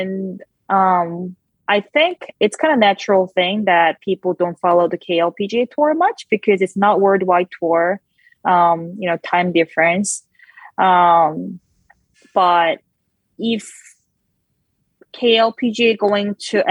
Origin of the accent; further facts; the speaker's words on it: South Korea; moved away; I grew up in Korea